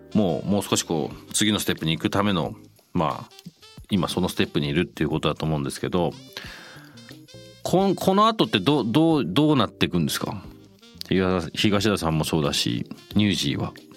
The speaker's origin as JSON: {"language": "Japanese", "region": "London", "country": "United Kingdom", "tie": "born or raised there", "moved": "yes", "said": "僕ロンドンで育った"}